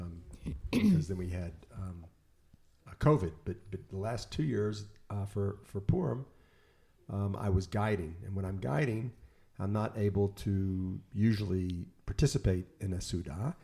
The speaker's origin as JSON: {"language": "English", "town": "Memphis", "region": "Tennessee", "country": "United States", "tie": "born or raised there", "moved": "as an adult", "lives_now": "Israel", "said": "my hometown of Memphis"}